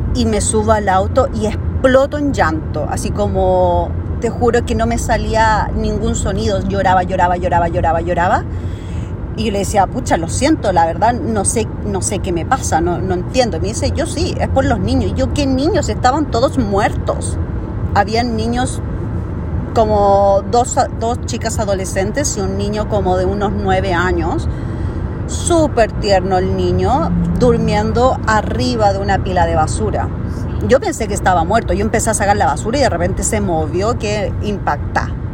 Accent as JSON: {"language": "Spanish", "country": "Chile", "also_born_or_lived": "Canada", "moved": "as an adult", "lives_now": "Vancouver, Canada", "said": "yo soy de Chile, conocí mi actual marido en Chile"}